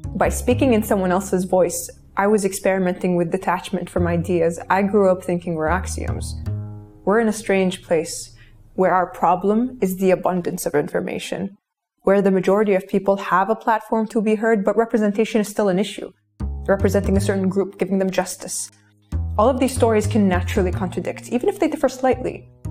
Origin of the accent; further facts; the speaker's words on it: Kuwait; I grew up in Kuwait in the early 90s, where I was raised by screens